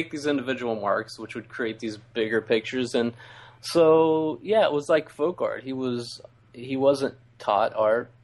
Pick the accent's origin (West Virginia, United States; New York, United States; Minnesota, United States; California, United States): West Virginia, United States; now in Ohio, United States; I grew up in West Virginia.